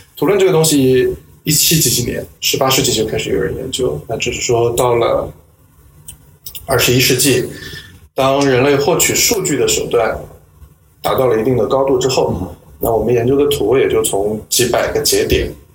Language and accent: Chinese; Nanjing, Jiangsu, China; moved away as an adult; now in Hong Kong, China; 我在南京，这个出生在南京，长到十八岁来了香港读大学，一直读到博士毕业，八年的时间